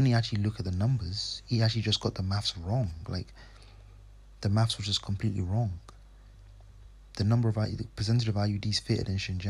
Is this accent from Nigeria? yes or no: yes; Nigeria; first language English; I'm from Nigeria, but I colonized, our native language is English, but you know, I speak Yoruba also